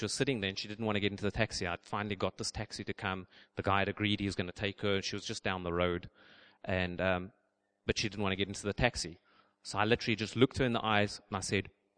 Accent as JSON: {"language": "English", "country": "South Africa", "moved": "yes", "said": "I'm from South Africa, we call them pants."}